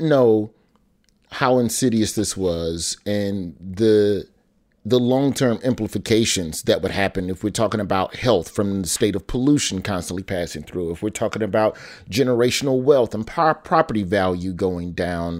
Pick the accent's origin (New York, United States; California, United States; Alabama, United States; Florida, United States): Alabama, United States; growing up in Alabama